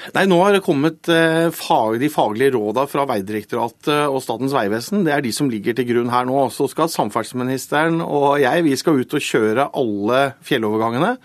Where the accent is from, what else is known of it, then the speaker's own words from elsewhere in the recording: Telemark, Norway; jeg er, fra Telemark